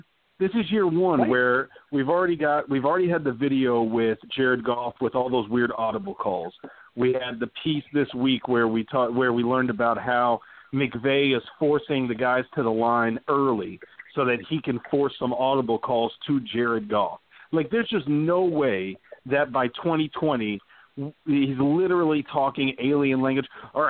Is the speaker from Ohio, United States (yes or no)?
no; Texas, United States; As fun as that is, I'm from Texas, man.